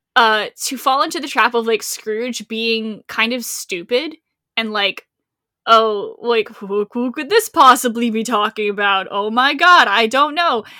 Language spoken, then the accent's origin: English; Rhode Island, United States; I am from Rhode Island